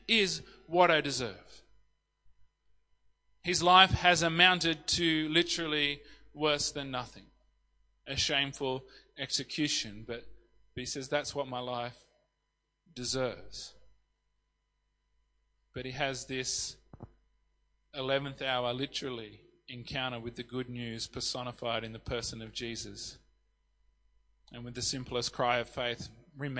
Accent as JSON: {"language": "English", "region": "country New South Wales", "country": "Australia", "also_born_or_lived": "Sydney, Australia / Yass, Australia", "said": "I'm a country New South Wales boy, but I experienced a time in Sydney for 14 years before I moved here with my family."}